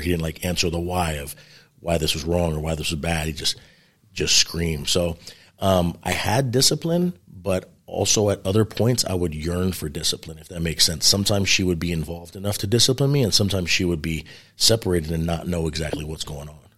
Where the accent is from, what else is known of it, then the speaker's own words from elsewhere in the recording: New York City, New York, United States; moved away; I grew up in New York City, New York, which is a really interesting upbringing